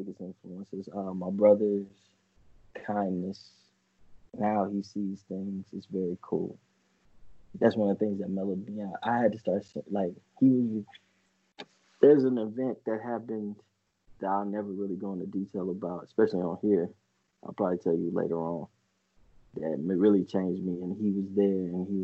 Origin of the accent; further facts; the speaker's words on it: United States; me and Jay growing up in Highland Hills with my grandma and my mom